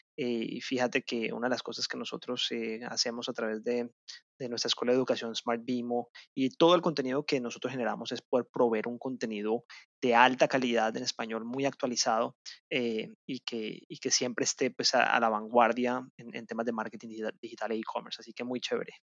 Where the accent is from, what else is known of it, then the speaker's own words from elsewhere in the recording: Colombia; en mi país, en Colombia